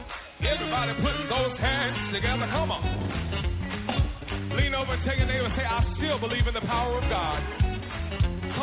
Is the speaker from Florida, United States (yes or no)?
no; Bakersfield, California, United States; now in Los Angeles, United States; I'm a boy from Bakersfield, California.